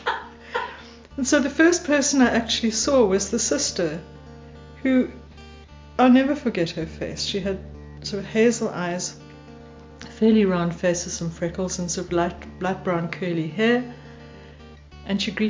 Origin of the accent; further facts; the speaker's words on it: Vereeniging, Gauteng, South Africa; also born or lived in Eastern Transvaal / West Coast; now in Greyton, South Africa; I was born in Vereeniging in the Transvaal in 1954